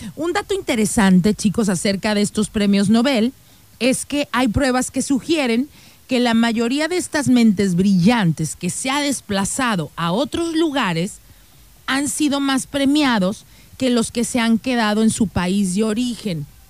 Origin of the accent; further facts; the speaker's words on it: Mexico; nosotros los mexicanos